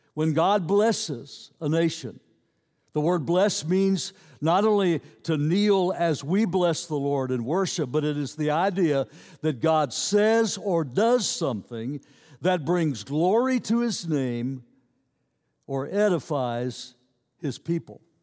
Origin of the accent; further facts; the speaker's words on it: United States; I'm an American citizen